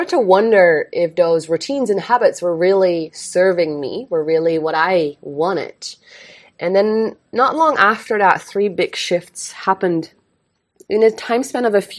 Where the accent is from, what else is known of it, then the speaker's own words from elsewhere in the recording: Eindhoven, North Brabant, Netherlands; moved away as an adult; also born or lived in United States; now in Bali, Indonesia; I'm born and raised in Eindhoven, the Netherlands.